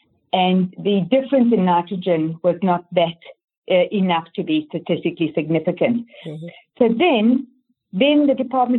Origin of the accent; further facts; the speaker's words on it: Canada; born there; also born or lived in Johannesburg, South Africa; So from Johannesburg, then my kids wanted to move to Canada. I was born in Canada, so I could go there.